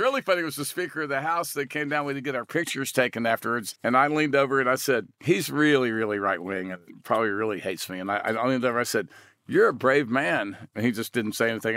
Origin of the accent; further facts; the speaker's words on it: Texas, United States; I grew up in Texas hunting and fishing